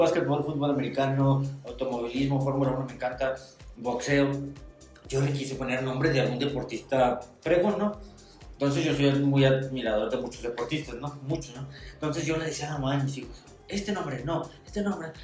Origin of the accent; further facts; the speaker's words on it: Tijuana, Baja California, Mexico; moved away; also born or lived in Toluca; nacimos en el barrio de la zona norte, somos rey de Tijuana